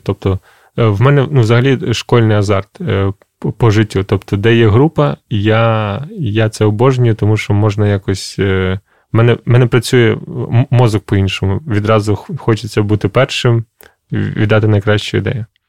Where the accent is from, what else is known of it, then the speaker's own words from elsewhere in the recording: Krasyliv, Khmelnytskyi Oblast, Ukraine; moved away; в Красилові, це моє містечко, звідки я родом